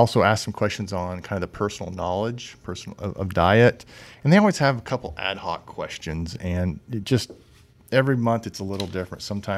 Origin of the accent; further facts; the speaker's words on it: Illinois, United States; Well, I grew up in Illinois